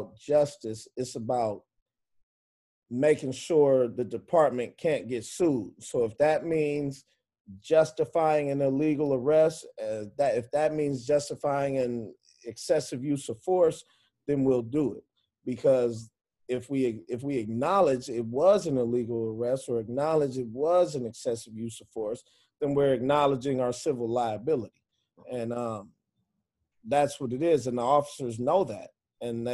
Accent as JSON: {"language": "English", "town": "Inglewood", "region": "California", "country": "United States", "tie": "born or raised there", "lives_now": "Los Angeles, United States", "said": "I'm from Inglewood. The gang in the neighborhood I grew up in mainly was Inglewood family"}